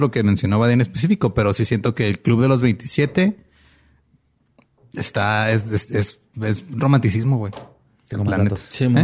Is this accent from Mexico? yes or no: yes; Mexico; como buenos mexicanos tropicalizamos todo